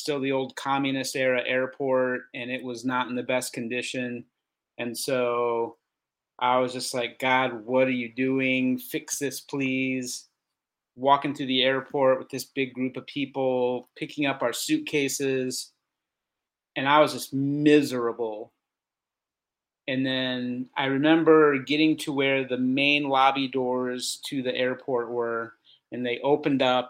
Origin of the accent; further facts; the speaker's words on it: St. Louis, Missouri, United States; moved away as an adult; also born or lived in California; now in Bulgaria; I grew up in St. Louis, lifelong St. Louis person, other than 1 year in California